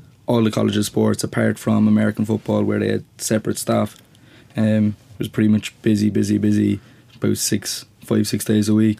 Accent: Cork, Munster, Ireland; I'm from Cork City. Like, I'd bump into more people nearly in my own housing estate than I would in the full town.

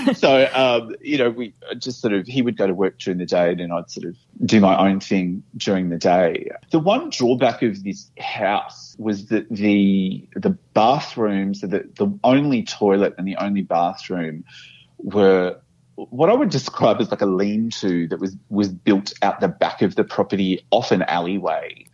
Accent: Brisbane, Queensland, Australia; now in Melbourne, Australia; I live in Melbourne and I, am permanently based here, and I, I love Melbourne. Um, but I, I grew up in Brisbane

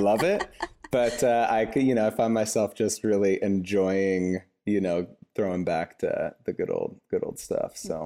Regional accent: Cashmere, Washington, United States; moved away as an adult; also born or lived in Seattle, Washington; now in San Francisco Bay Area, United States; I grew up in a really small town in central Washington called Kashmir

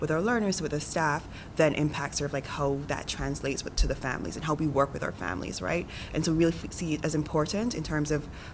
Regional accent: Saint Andrew, Jamaica; moved away as an adult; now in United States; I was born and raised in St. Andrew, Jamaica

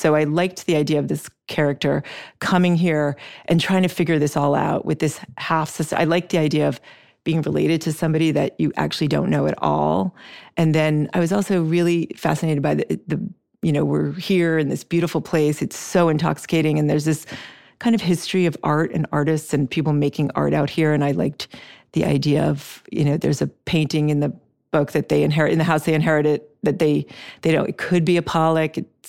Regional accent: Switzerland; moved away as an adult; also born or lived in Brazil; now in United States; we lived in Brazil when I was young, and then I grew up in Switzerland, and then I came to the States to go to college, but my family was still there.

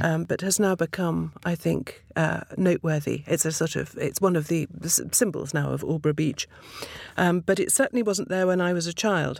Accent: Twickenham, London, United Kingdom; I was brought up in Twickenham

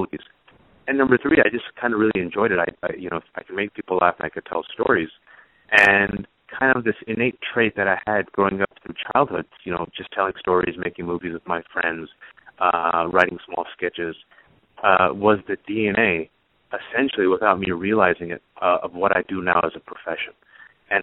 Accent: Bay Area, California, United States; multicultural kid born and raised in the Bay Area

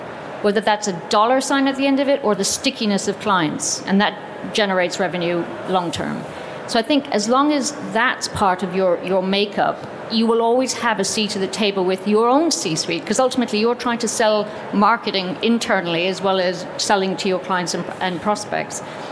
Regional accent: Ireland; as an Irish person

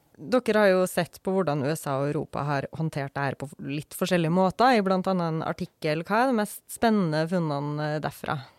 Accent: Norway; Som nordmann

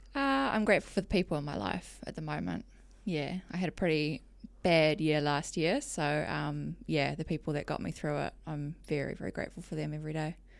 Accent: Whakatane, Bay of Plenty, New Zealand; also born or lived in Palmerston North, New Zealand; I was born in Palmerston North and lived there till I was about eight or nine. And then dad bought a business up in Whakatane, which is um, in the Bay of Plenty

